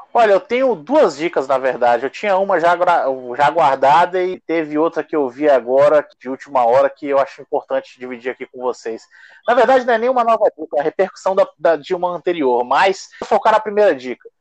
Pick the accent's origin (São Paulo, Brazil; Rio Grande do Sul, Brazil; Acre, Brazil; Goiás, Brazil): Acre, Brazil; enquanto acriano, enquanto torcedor do Rio Branco